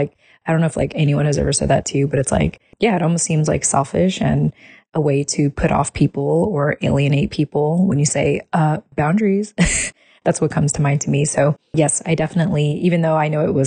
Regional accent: United States; us having been, you know, born and raised as American

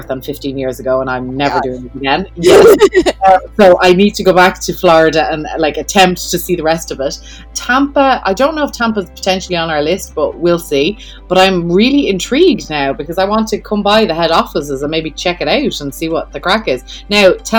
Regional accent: Dublin, Leinster, Ireland; moved away; I'm from Dublin

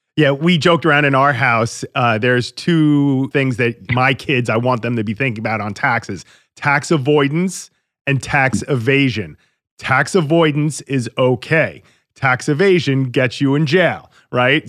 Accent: Long Island, New York, United States; I grew up on Long Island

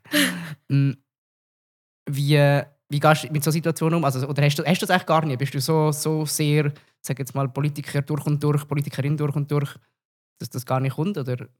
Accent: Zug, Switzerland; Ich bin ja selber auch aus dem Kanton Zug

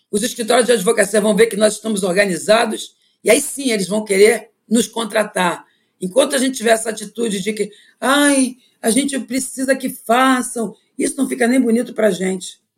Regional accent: Brazil; born there; Eu sou uma, uma africana que nasci no Brasil e que estou colocada na advocacia e o meu orixá é Xangô.

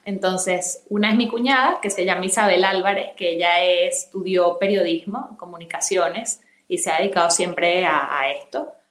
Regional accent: Venezuela; moved away as an adult; also born or lived in Madrid, Spain; now in Spain; estudié la carrera de medicina en Venezuela, que es mi país de origen y luego vine aquí a hacer la especialización

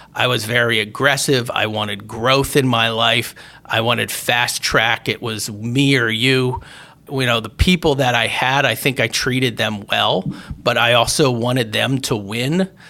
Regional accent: Berwick, Pennsylvania, United States; when I was a teenager and growing up in Berwick, uh, Pennsylvania

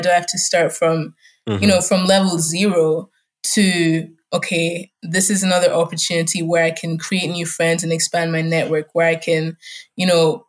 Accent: Scotland, United Kingdom; first language German; English is a second language; also born or lived in Germany; I'm in Germany. German was my first language. I was going to kindergarten. I had my friends and some family there until, you know, 6 years later, my dad was like, oh, now we're relocating to Scotland in the UK.

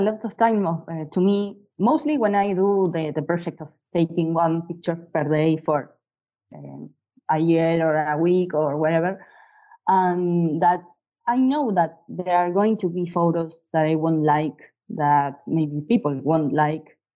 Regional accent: Bahía Blanca, Buenos Aires Province, Argentina; I'm a photographer from Bahia Blanca, Argentina.

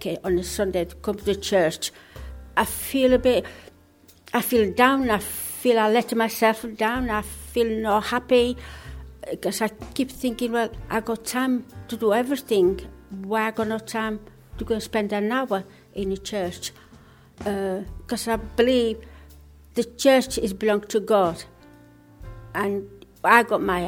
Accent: Italy; moved away as an adult; now in Leeds, United Kingdom; I'm still 100% Italian, because I still got my passport, Italian

